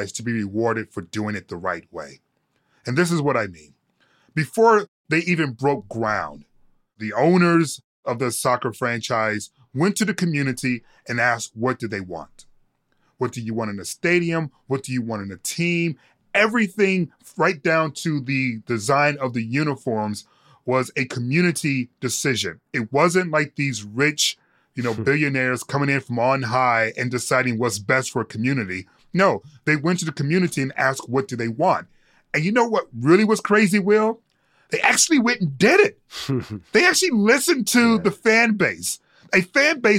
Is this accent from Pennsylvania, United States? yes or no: no; Detroit, Michigan, United States; born and raised in Detroit